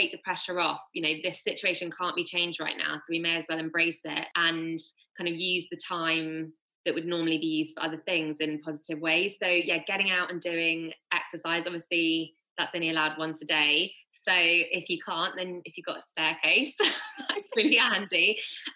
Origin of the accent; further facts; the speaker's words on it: Bath, South West England, United Kingdom; where we grew up in Bath